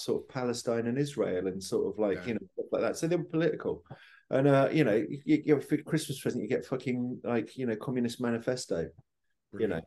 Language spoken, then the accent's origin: English; Hastings, South East England, United Kingdom; moved away; also born or lived in Cheltenham; I was born in Cheltenham, but I grew up in Hastings.